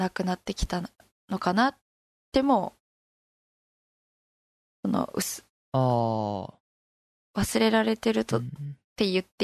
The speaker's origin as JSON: {"language": "Japanese", "region": "Fukushima", "country": "Japan", "tie": "born or raised there", "moved": "yes", "said": "ですって言われるので"}